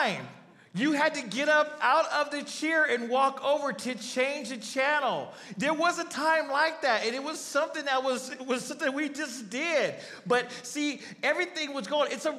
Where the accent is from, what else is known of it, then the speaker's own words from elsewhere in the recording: Arizona, United States; I'm from Arizona